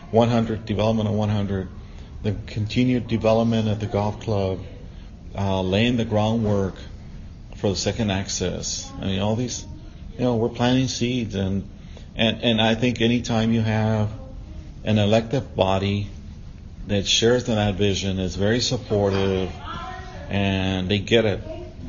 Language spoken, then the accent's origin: English; San Pedro, Nuevo León, Mexico; I'm from San Pedro, on San Monterrey, and I love this community.